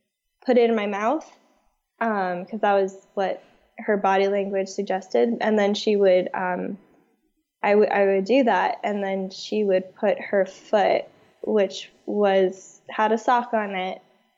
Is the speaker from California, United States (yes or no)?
yes; Northridge, California, United States